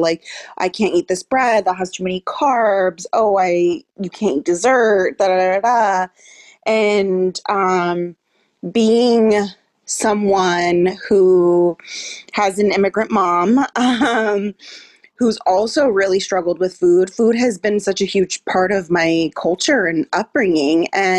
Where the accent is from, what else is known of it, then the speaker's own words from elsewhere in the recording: California, United States; growing up in California, there was a lot of, and still is, like a ton of diet culture.